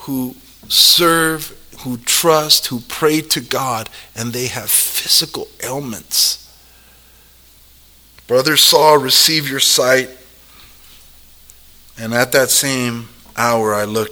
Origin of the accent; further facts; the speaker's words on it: South El Monte, California, United States; I grew up in South El Monte in Gangsterville